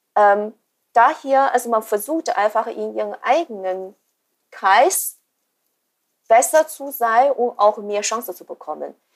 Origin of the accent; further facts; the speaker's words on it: China; moved away as an adult; ich bin in China geboren und habe auch die ersten 20 Jahre dort verbracht.